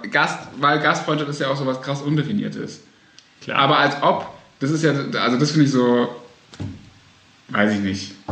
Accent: Baden-Württemberg, Germany; ich komme nämlich aus dem Land, wo Milch und Honig fließt, aus Baden-Württemberg.

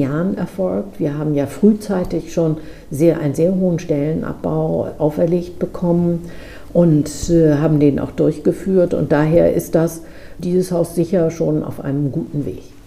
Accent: Lübeck, Schleswig-Holstein, Germany; in meiner Heimatstadt

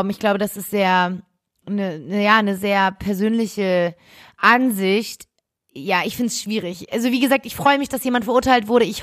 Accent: Berlin, Germany; weil wir ja aus Berlin kommen und und es alles sehr nah ist. Ähm, wir sind, wir sind sogar in dem Viertel aufgewachsen, wo Genau, wir kommen aus genau dem gleichen Viertel

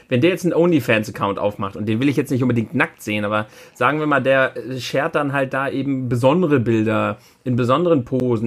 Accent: Germany; bei uns in Deutschland

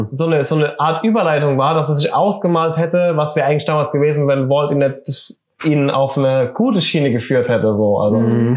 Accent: Germany; wir sind Deutsche

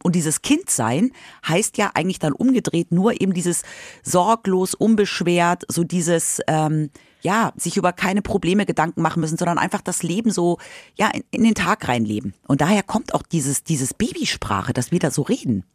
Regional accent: Munich, Bavaria, Germany; moved away as an adult; now in Hanover, Germany; ich komme ja aus München

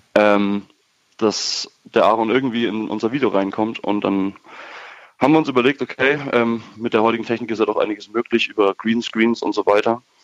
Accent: Würzburg, Bavaria, Germany; aus Würzburg kommen wir

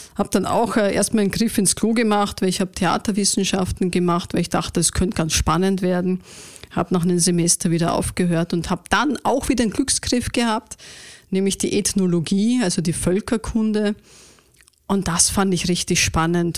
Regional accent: Vienna, Austria; ich bin eine waschechte Wienerin tatsächlich

